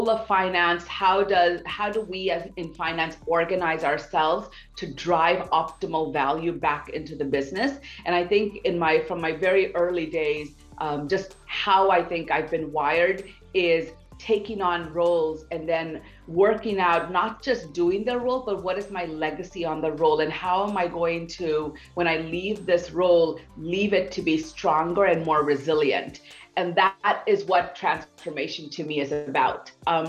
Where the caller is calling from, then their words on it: New York City, New York, United States; From New York City, believe it or not.